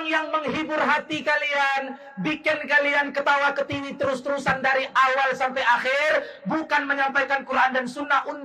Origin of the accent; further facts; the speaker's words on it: Sumatra, Indonesia; Mohon maaf, kami orang Sumatera bukan kaleng-kaleng.